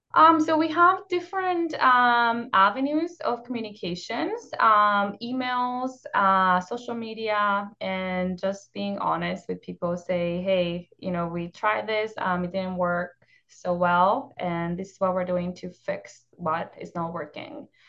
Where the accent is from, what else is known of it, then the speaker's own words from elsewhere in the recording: northern Mexico, Mexico; moved away; I grew up in northern Mexico in a small town, um, in the desert.